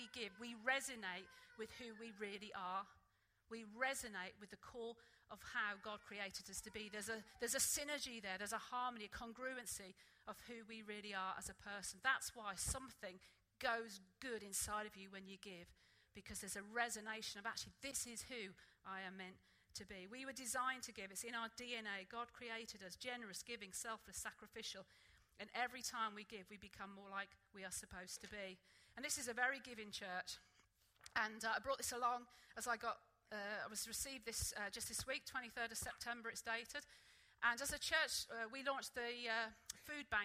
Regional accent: Norwich, East of England, United Kingdom; moved away; when I grew up in Sunday school back in Norwich

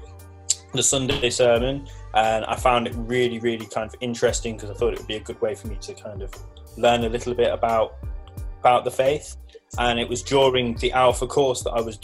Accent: Leicester, East Midlands, United Kingdom; moved away; I'm originally from Leicester.

